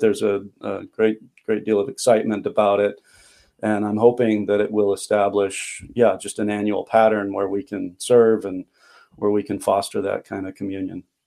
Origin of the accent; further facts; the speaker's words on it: Long Beach, California, United States; moved away as an adult; also born or lived in Palmdale, California; now in Chilliwack, Canada; I was brought up in Long Beach, California